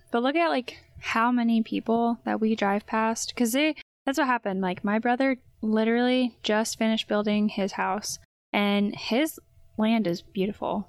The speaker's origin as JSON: {"language": "English", "region": "Indiana", "country": "United States", "tie": "born or raised there", "said": "I was born and raised in Indiana"}